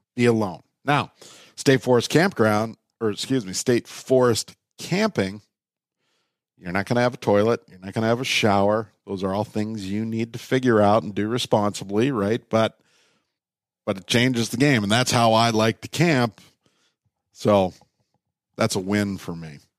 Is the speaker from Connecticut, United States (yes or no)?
no; Minnesota, United States; also born or lived in Canada; I was born in Canada. They had a place on the Ottawa River in a logging town called Fort Collonge. And when they moved to Minnesota